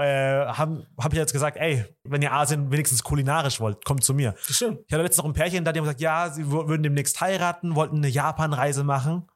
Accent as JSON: {"language": "German", "country": "Germany", "tie": "born or raised there", "said": "Wir sind ja hier in Deutschland geboren und aufgewachsen"}